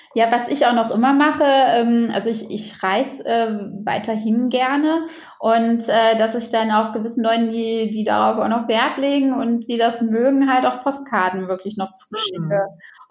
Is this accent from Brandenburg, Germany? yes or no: no; Xanten, North Rhine-Westphalia, Germany; also born or lived in Düsseldorf; also ich bin ja in Xanten groß geworden